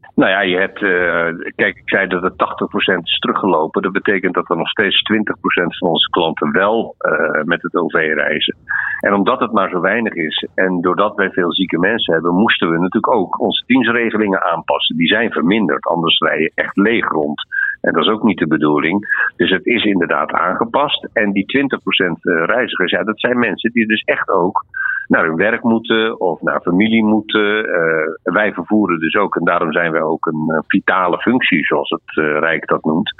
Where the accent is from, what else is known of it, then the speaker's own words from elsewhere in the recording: Netherlands; We zijn Nederlanders.